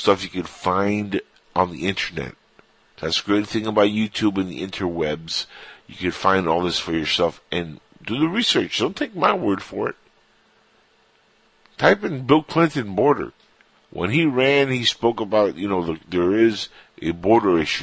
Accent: Cuba; now in United States; I'm Cuban, but when I say us, I'm talking about the United States, because I am Cuban-born, but I'm an American citizen

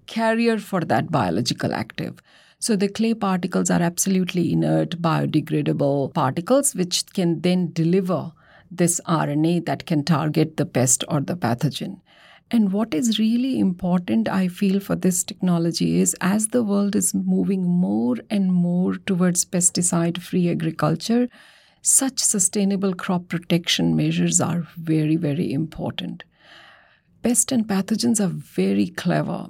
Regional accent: Delhi, India; moved away; I'm from Delhi and grew up seeing the transformation of Delhi as it progressed

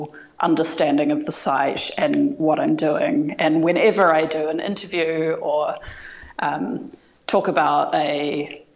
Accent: New Zealand; I'm from New Zealand

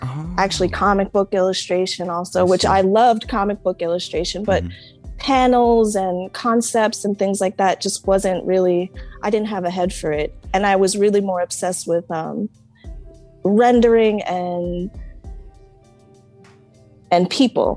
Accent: Brentwood, New York, United States; also born or lived in Nyack, New York; we came from Nyack as little kids, Nyack up on the Hudson. Mm-hmm. But yes, I mean, we've been in Brentwood since, I guess we were six, seven

